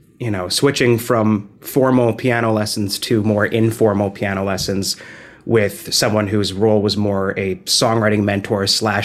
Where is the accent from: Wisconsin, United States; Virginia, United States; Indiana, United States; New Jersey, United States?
New Jersey, United States; now in New York, United States; No, I'm originally from New Jersey, but I live